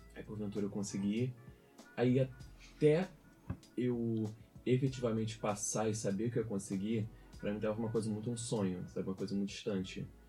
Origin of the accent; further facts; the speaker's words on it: Araruama, Rio de Janeiro, Brazil; moved away as an adult; now in Coimbra, Portugal; sou do interior do Rio de Janeiro, de Araruama